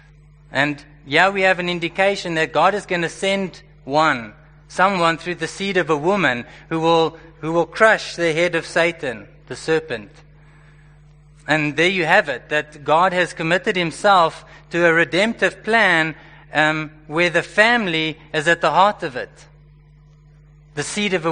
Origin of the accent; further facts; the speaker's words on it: Johannesburg, Gauteng, South Africa; I was born and raised in Joburg